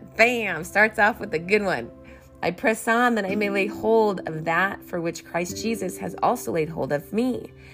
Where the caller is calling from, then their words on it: California, United States; I'm calling you from California.